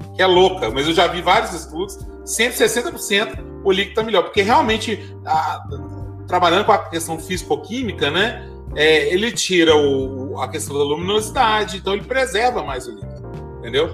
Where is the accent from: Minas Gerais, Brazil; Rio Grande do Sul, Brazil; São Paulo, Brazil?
Minas Gerais, Brazil; Belo Horizonte; now in Diamantina, Brazil; eu fui nascido criado em Belo Horizonte